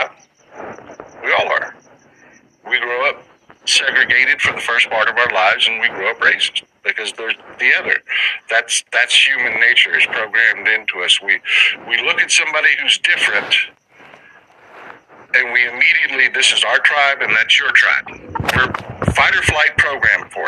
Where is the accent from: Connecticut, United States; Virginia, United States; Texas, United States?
Texas, United States; South; I grew up in South Texas.